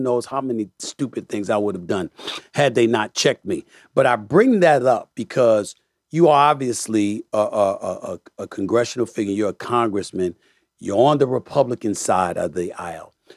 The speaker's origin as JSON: {"language": "English", "town": "New York City", "region": "New York", "country": "United States", "tie": "born or raised there", "also_born_or_lived": "Bronx", "said": "I was born in the Bronx and raised in Hollis, Queens"}